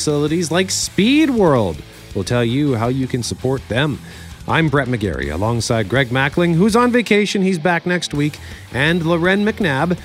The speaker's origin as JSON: {"language": "English", "town": "Winnipeg", "region": "Manitoba", "country": "Canada", "tie": "born or raised there", "said": "I grew up in Transcona"}